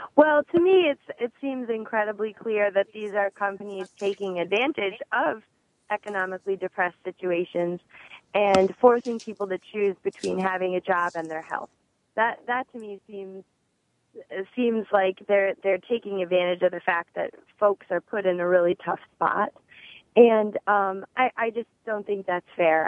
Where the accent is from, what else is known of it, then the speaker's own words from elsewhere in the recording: Midwest, United States; moved away; I actually grew up in the Midwest